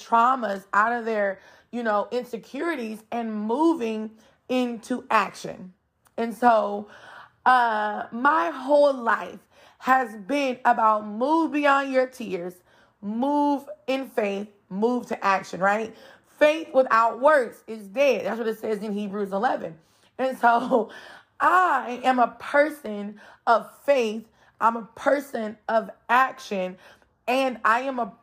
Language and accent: English; San Francisco Bay Area, Northern California, United States; moved away as an adult; my husband and I, we were born and raised in Northern California, San Francisco Bay Area